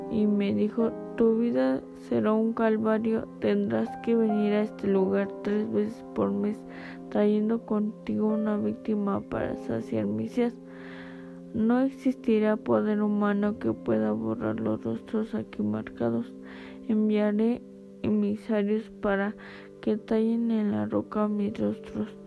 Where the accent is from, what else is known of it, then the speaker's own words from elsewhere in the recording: Jalpan de Serra, Querétaro, Mexico; Soy nativo de Jalpan de Serra. A mis 35 años trabajaba en el campo. Tenía que recorrer cerca de 10 kilómetros todos los días sobre la carretera que llevaba de Jalpan a Lana de Matamoros.